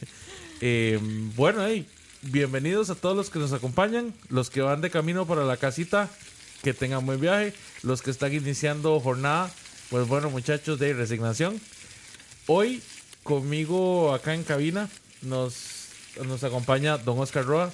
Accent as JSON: {"language": "Spanish", "country": "Costa Rica", "said": "aquí en Costa Rica"}